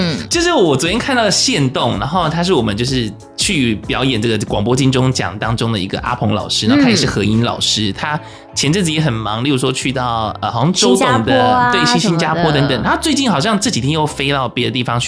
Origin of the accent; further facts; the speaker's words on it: Kaohsiung, Taiwan; 呃你是说我们高雄人怎么样吗？